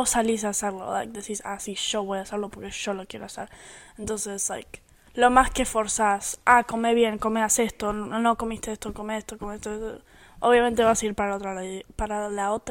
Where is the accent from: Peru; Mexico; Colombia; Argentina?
Argentina; born there; Yo nací en Argentina, pero yo soy americanizada.